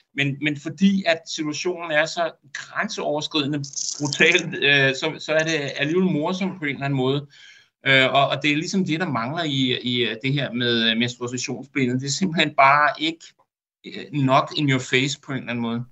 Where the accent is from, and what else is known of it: Denmark